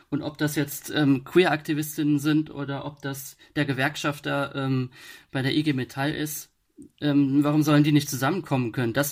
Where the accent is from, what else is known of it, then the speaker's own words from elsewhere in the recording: Rhineland-Palatinate, Germany; accent: Palatinate dialect; und da habe ich dann natürlich im pfälzischen Dialekt ge